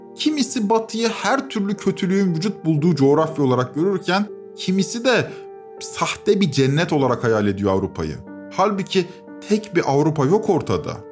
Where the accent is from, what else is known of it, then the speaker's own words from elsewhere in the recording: İzmir, Turkey; Ben İzmir'de doğdum, yazlarım Ege Denizi'nde geçti